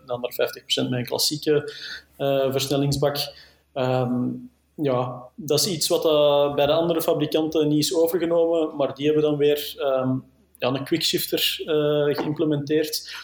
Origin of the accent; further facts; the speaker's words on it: Flanders, Belgium; als Belg, als Vlaming